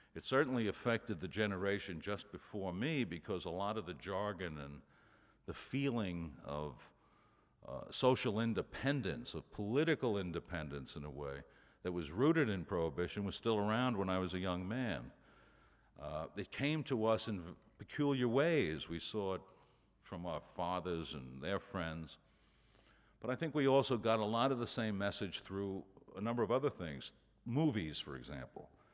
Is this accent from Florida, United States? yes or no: no; New York City, New York, United States; When I was growing up in Brooklyn, um, my entire neighborhood was dysfunctional